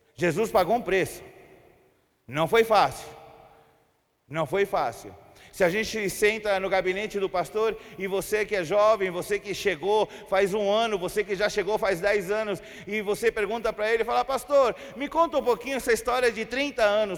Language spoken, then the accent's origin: Portuguese; Chile; Portuguese is a second language; moved away as an adult; also born or lived in Brazil; eu sou chileno, moro no Chile já fazem doze anos. Morei trinta anos no Brasil